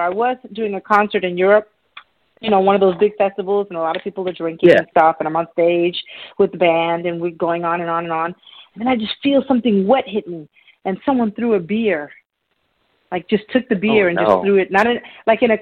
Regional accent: New York City, New York, United States; I grew up in New York City as a kid

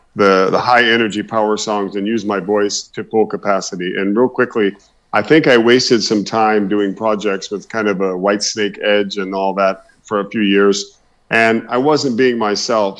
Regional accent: Oklahoma, United States; I originally come from Oklahoma

